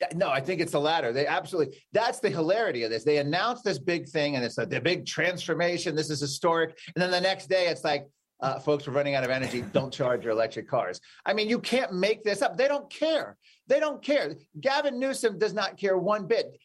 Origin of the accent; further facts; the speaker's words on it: Virginia, United States; my home state of Virginia